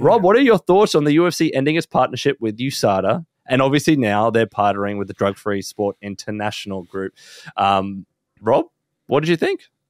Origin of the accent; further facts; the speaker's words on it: Australia; we are Australian